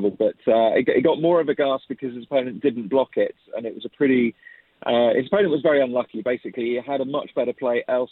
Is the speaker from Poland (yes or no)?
no; Cornwall, South West England, United Kingdom; moved away; I'm Cornish originally, so it's close to home for me as well